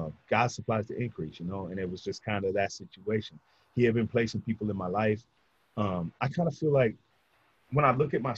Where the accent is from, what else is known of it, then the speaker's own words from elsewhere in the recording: Orange County, California, United States; from Orange County